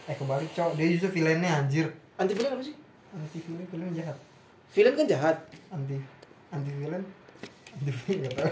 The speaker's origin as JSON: {"language": "Indonesian", "region": "Jabodetabek", "country": "Indonesia", "said": "kalau karena kita anak Jabodetabek ya?"}